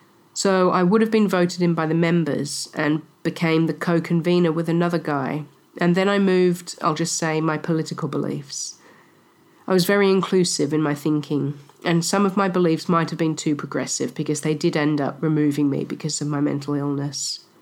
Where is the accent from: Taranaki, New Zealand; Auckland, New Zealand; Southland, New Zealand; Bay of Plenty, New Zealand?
Bay of Plenty, New Zealand; I am from the Bay of Plenty in the North Island of New Zealand, from the tribe Ngati Rangatihi.